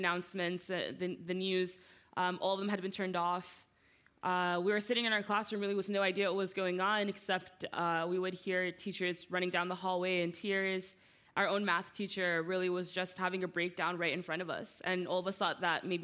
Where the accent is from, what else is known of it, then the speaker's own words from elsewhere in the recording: New Jersey, United States; I was born and raised in New Jersey